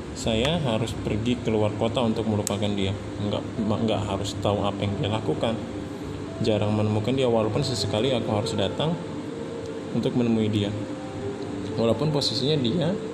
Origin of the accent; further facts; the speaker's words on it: Samarinda, East Kalimantan, Indonesia; Asal dari Kota Samarinda